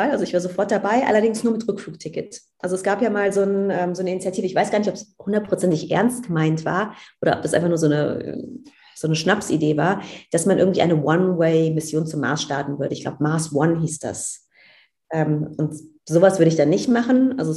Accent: Cologne, North Rhine-Westphalia, Germany; ich komme aus Köln, da gibt es Karneval.

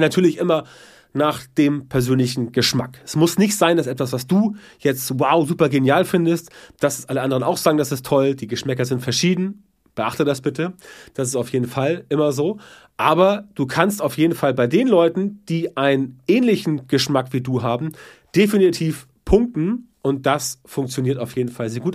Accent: the North, Northern Germany, Germany

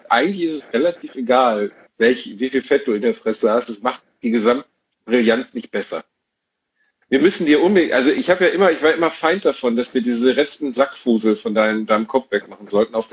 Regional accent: Gelsenkirchen, North Rhine-Westphalia, Germany; In meiner Heimatstadt Gelsenkirchen gab es exakt, Zero.

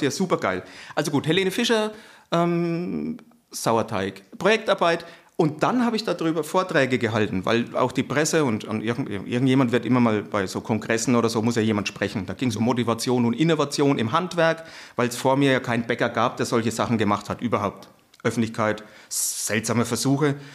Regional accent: Franconia, Bavaria, Germany; accent: Franconian; ich bin Franke, hört man das?

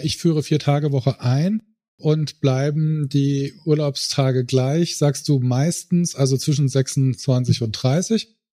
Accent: Saarland, Germany; ich komme aus dem Saarland, ja, dem schönsten Bundesland der Welt

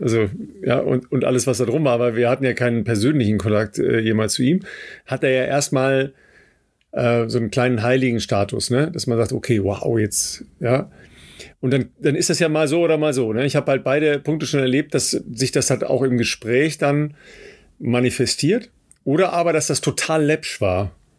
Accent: Germany; wir als Deutsche

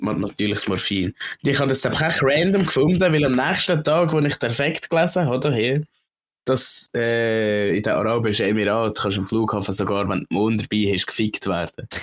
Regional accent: Switzerland; Ich als Schweizer

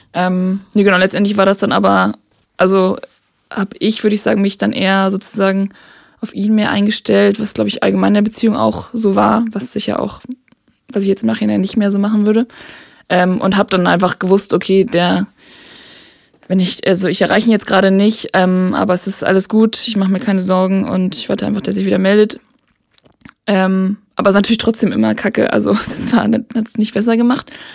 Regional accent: Hamburg, Germany; moved away; Ich komme eigentlich aus Hamburg

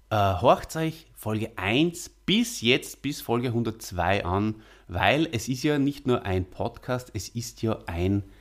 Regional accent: Salzburg, Austria; ein waschechter Stierwascher, wie äh, wir Salzburger ja bezeichnet werden.

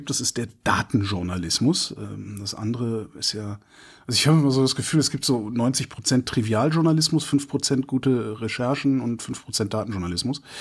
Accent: Cologne, North Rhine-Westphalia, Germany; Köln, meine Heimatstadt, 2,2 Grad plus.

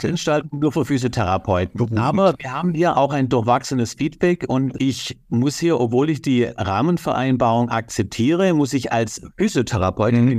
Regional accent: Baden-Württemberg, Germany; Das ist als Schwabe für mich nicht.

